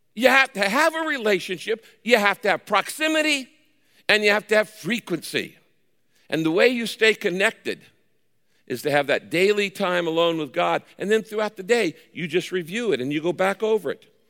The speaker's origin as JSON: {"language": "English", "region": "Northern California", "country": "United States", "tie": "born or raised there", "said": "I grew up in Northern California in the wine country."}